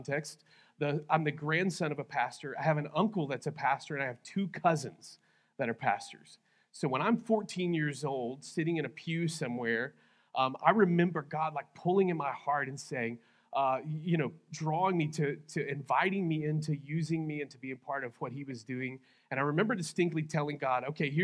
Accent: Texas, United States; now in Lawton, United States; I am originally from Texas. I'm a Texas guy.

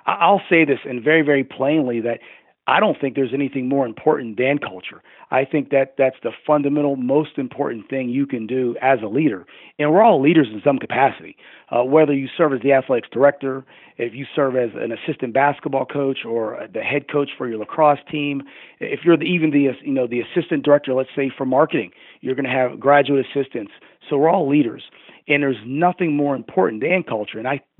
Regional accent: Pittsburgh, Pennsylvania, United States; moved away as an adult; now in Boca Raton, United States; I'm from the Pittsburgh area

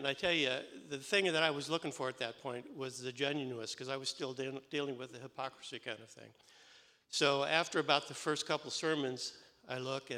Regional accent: Lakewood, United States; I grew up in Lakewood.

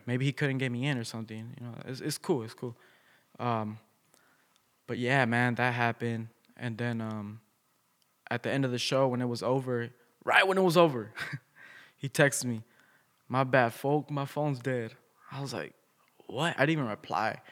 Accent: Bloomington, United States; I'm from Bloomington

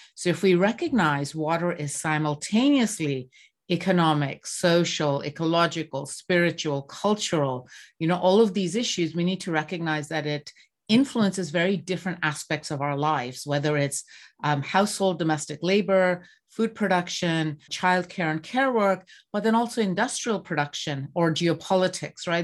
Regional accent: Bangladesh; moved away; I grew up in Bangladesh

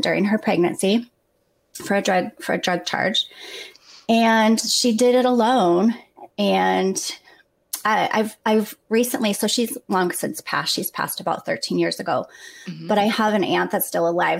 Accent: Kent, Washington, United States; moved away as an adult; now in Minnesota, United States; I grew up in Kent, Washington

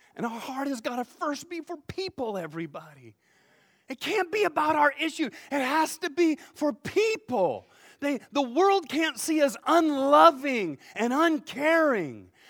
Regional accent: United States; I'm an American

